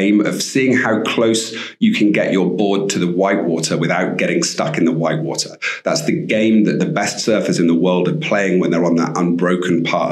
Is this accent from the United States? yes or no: no; Bristol, South West England, United Kingdom; moved away as an adult; also born or lived in Cornwall; now in Costa Rica; I grew up in Bristol, actually, and I used to spend my summers in Cornwall